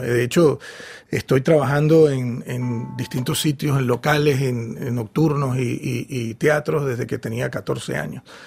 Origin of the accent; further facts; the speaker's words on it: Venezuela; la música de mi país, de Venezuela